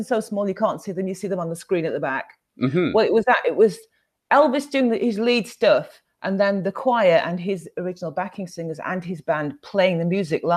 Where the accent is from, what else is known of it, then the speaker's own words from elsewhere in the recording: West Midlands, United Kingdom; moved away as an adult; now in Sheffield, United Kingdom; I was born in the West Midlands, and it also has a bit of a nickname called the Black Country. It's not just because of people in the Caribbean that went there. It was about the industry at the time. So, and then I grew up there